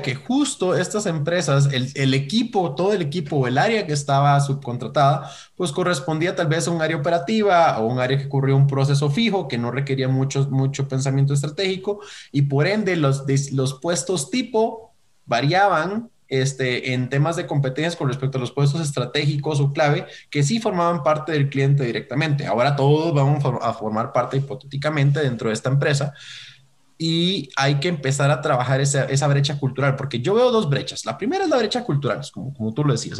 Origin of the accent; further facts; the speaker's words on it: Costa Rica; soy de Costa Rica, entonces ahí por eso la R rara